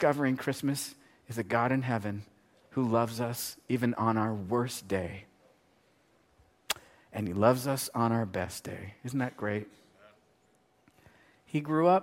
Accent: United States; I'm an American. I live in America

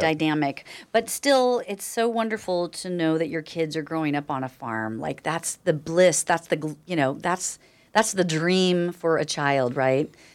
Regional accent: Nevada County, California, United States; I was raised here in Nevada County, and I left for ten years and moved back

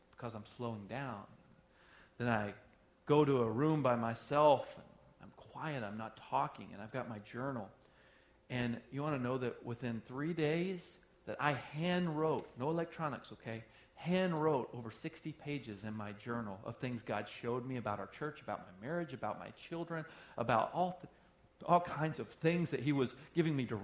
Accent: the South, United States; moved away; I'm from the South

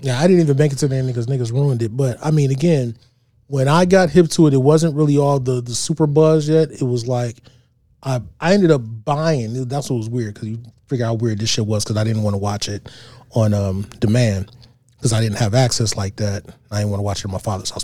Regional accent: East Cleveland, Ohio, United States; I grew up in East Cleveland.

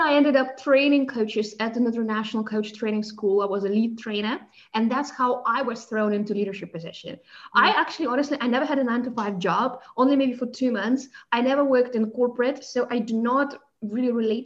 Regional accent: Moscow, Russia; accent: South African undertones, Russian undertones; moved away as an adult; also born or lived in South Africa; now in Germany; I was born and raised in Moscow in Russia, and I moved to Germany 13 years ago

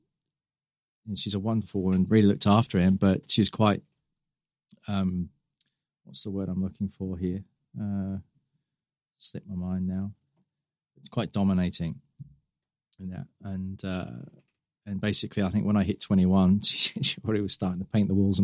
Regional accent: Gosport, South East England, United Kingdom; moved away as an adult; also born or lived in Brighton / China / Malaysia; I'm from a small town called Gosport on the south coast, which is just the other side of Portsmouth on the harbour there

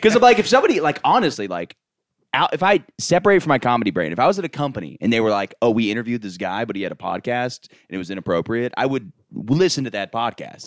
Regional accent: Florida, United States; I grew up in Florida

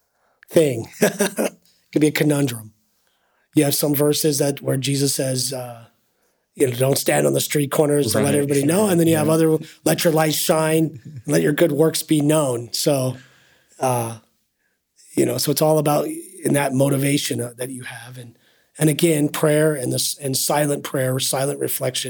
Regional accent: United States; as an American

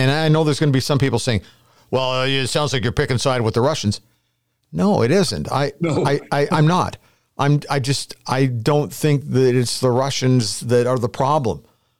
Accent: Canada; And it made me feel so great about being a Canadian.

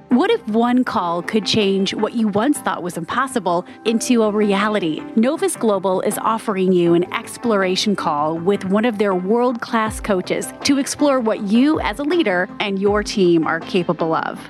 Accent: Los Angeles, California, United States; born and raised in Los Angeles.

